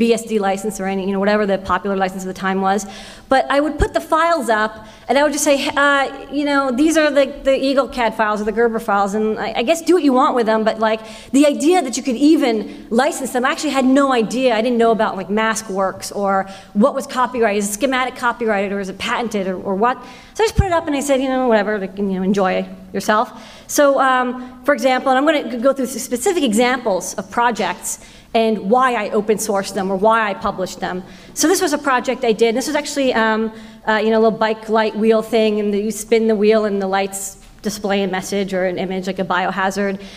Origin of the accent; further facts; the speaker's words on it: Boston, Massachusetts, United States; I grew up in Boston